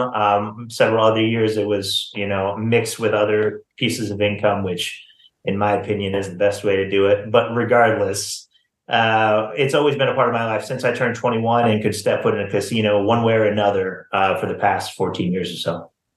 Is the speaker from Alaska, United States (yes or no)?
no; Missouri, United States; I grew up in Missouri.